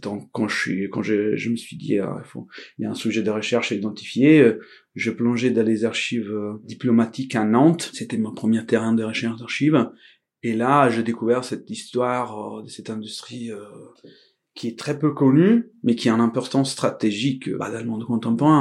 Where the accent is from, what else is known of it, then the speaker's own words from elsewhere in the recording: Venice, Veneto, Italy; French is a second language; moved away as an adult; also born or lived in Padua; now in France; Je suis italien. Je suis né à Venise. C'est à Venise que j'ai commencé mon parcours. J'ai, je viens d'un tout petit village dans la terre ferme vénitienne